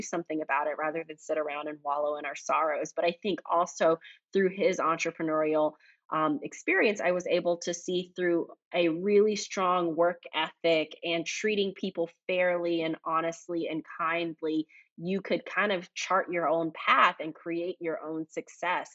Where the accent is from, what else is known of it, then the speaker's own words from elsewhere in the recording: Fayetteville, North Carolina, United States; runs a small trucking company in my hometown of Fayetteville, North Carolina